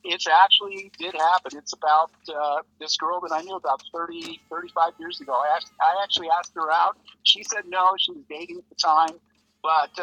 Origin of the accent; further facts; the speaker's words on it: Los Angeles, California, United States; also born or lived in Valencia, California; I'm actually from the San Fernando Valley, which is about 30 miles north of L.A.